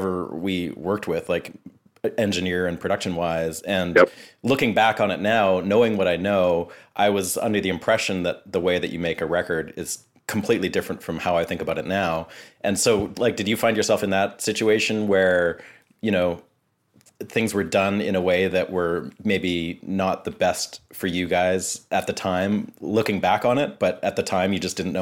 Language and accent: English; Vancouver, British Columbia, Canada; growing up in Vancouver